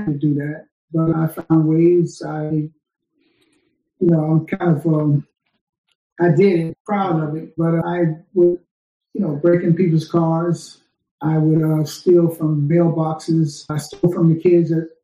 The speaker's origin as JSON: {"language": "English", "region": "the Jim Crow South", "country": "United States", "tie": "born or raised there", "moved": "yes", "lives_now": "Brooklyn, United States", "said": "I was born in the Jim Crow South"}